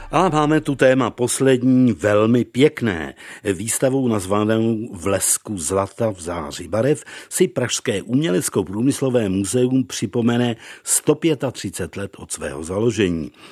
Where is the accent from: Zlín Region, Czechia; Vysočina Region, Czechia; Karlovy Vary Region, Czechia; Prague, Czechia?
Vysočina Region, Czechia; Nová Cerekev; u nás v Nové Cerekvi na Vysočině u Pelhřimová